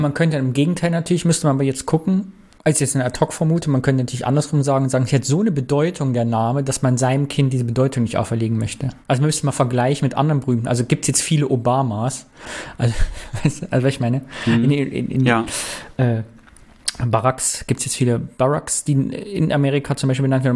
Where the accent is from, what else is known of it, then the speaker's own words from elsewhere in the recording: Cologne, North Rhine-Westphalia, Germany; für uns als Kölner